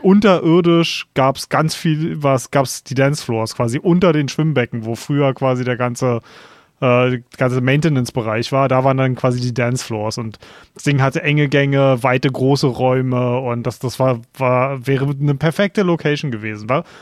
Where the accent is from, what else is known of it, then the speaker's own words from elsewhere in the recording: Berlin, Germany; ich komme aus Berlin ähm, und wir haben so eine geile Clubszene hier in Berlin